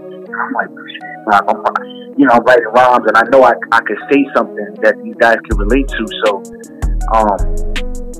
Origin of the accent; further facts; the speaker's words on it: Jersey City, New Jersey, United States; also born or lived in West New York, New Jersey; I was grew up in Hudson County, New Jersey, born and raised in Jersey City